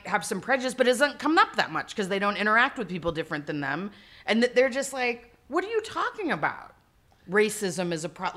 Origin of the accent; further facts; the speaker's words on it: suburb of Dallas, Texas, United States; I'm from Texas